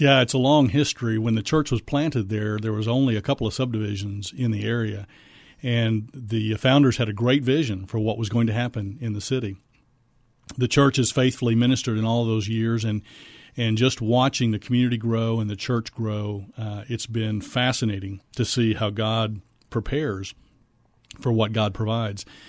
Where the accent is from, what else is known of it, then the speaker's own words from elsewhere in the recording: Missouri, United States; moved away as an adult; also born or lived in Fort Worth, Texas; now in San Antonio, United States; I'm originally from Missouri